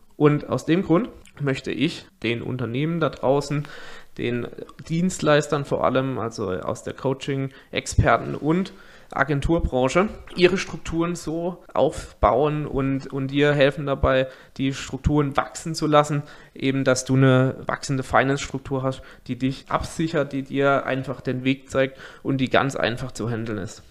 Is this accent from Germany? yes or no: yes; near Karlsruhe, Baden-Württemberg, Germany; Ich komme aus der Nähe von Karlsruhe